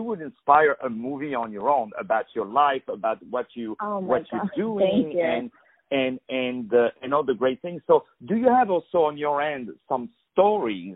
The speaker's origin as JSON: {"language": "English", "country": "France", "said": "I'm from France"}